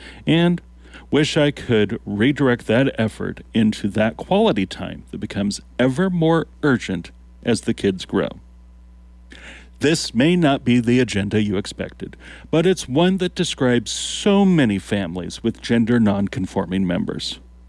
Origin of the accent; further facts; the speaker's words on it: Lincoln, Nebraska, United States; I am from Lincoln. While I've heard that Nebraska isn't for everyone